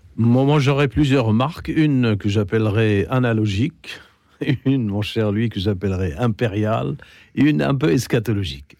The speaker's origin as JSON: {"language": "French", "country": "Lebanon", "said": "Je suis fils de cet empire français, le Liban"}